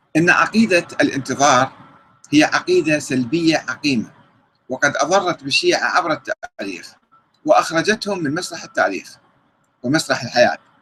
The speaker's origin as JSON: {"language": "Arabic", "country": "Iraq", "said": "كنا نعمل كعراقيين"}